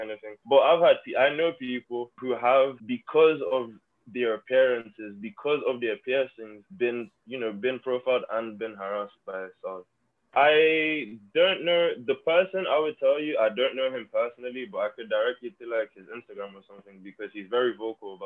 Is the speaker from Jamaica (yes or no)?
no; Lagos, Nigeria; now in Florida, United States; So I'm from Lagos, Nigeria. I was born there and I was raised there.